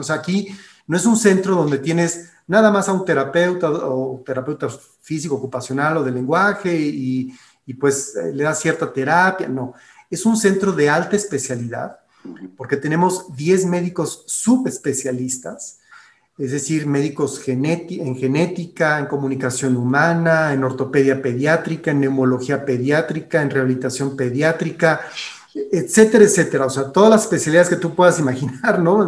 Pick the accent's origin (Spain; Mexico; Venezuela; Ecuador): Mexico; also born or lived in Guanajuato; que tenemos aquí en nuestro país